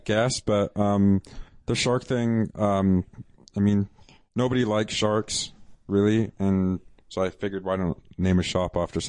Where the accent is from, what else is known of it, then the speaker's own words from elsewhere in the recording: England, United Kingdom; I'm from England.